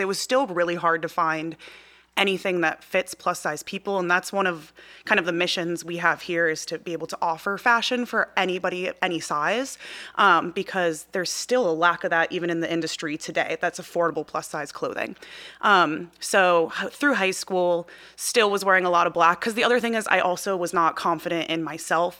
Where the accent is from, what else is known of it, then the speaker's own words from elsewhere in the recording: outside of Chicago, Midwest, Illinois, United States; I grew up in the Midwest.